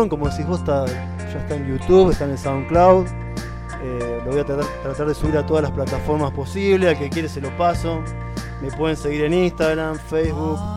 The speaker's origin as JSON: {"language": "Spanish", "town": "San Nicolás", "region": "Buenos Aires Province", "country": "Argentina", "lives_now": "Buenos Aires, Argentina", "said": "15 años que estoy"}